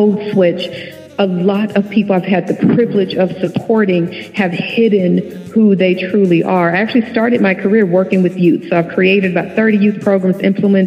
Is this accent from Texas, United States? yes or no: yes; Dallas, Texas, United States; I am from Dallas, Texas